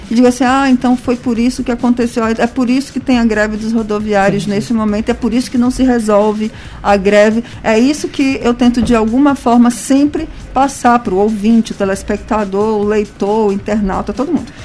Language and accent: Portuguese; São Luís, Maranhão, Brazil; sou daqui de São Luís